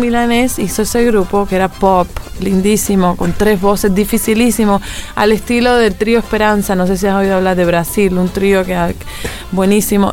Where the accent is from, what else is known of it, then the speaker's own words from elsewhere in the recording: Bolondrón, Matanzas, Cuba; now in Paris, France; Yo nací en Matanzas